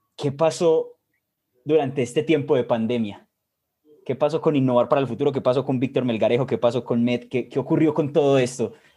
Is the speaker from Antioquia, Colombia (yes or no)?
yes; Medellín, Antioquia, Colombia; soy de Colombia, Medellín específicamente